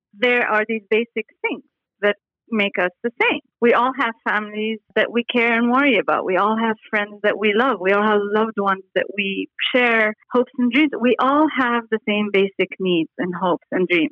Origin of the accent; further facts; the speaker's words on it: Beirut, Beirut Governorate, Lebanon; moved away as an adult; also born or lived in Paris, France / United States; now in Dubai, United Arab Emirates; I was born in Beirut, Lebanon in 1968 and went to Paris to start an architecture school uh, when I was 18